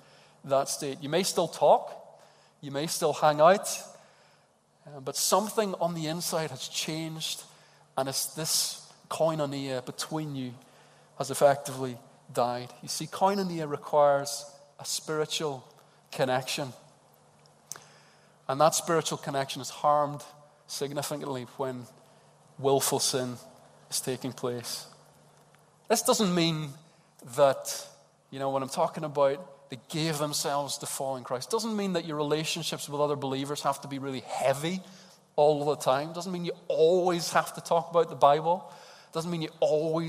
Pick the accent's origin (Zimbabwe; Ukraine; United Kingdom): United Kingdom; Edinburgh, Scotland; Edinburgh people, as the Glaswegians call us